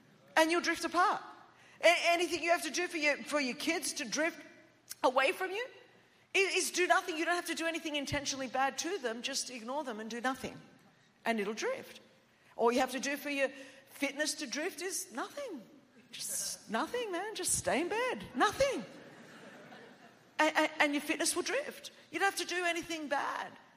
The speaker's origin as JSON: {"language": "English", "country": "Australia", "tie": "born or raised there", "first_language": "Greek", "second_language": "English", "said": "I did not speak English until I was 5, and my home in Australia"}